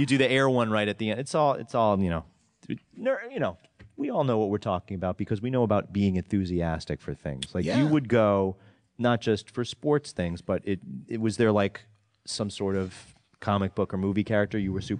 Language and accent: English; New York, United States; also born or lived in Los Angeles; And I'm from New York, but also down